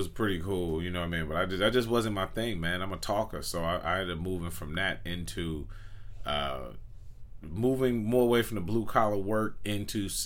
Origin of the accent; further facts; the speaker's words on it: Markham, Illinois, United States; moved away; I'm from Markham, and it's about maybe 20 minutes outside of Chicago.